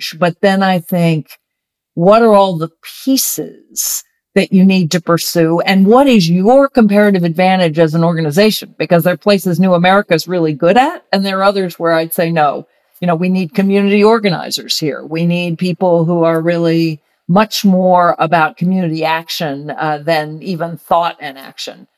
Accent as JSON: {"language": "English", "region": "Virginia", "country": "United States", "tie": "born or raised there", "said": "I grew up in Virginia in the 60s and 70s"}